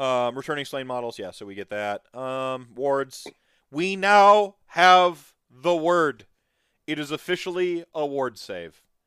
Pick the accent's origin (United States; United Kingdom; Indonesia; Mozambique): United States; I come from America